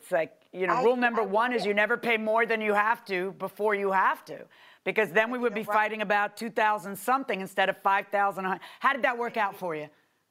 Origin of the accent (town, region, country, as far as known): Miami, Florida, United States; born or raised there